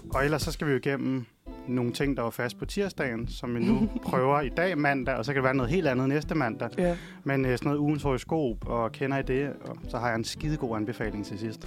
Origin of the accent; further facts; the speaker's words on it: Hundested, Capital Region of Denmark, Denmark; now in Copenhagen, Denmark; Hundested, hvor jeg er fra